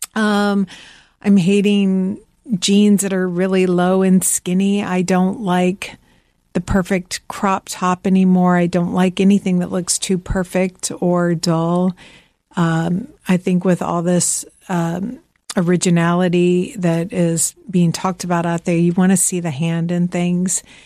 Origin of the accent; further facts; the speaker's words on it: Georgia, United States; also born or lived in Midwest; now in Greenwich, Connecticut, United States; I'm from the South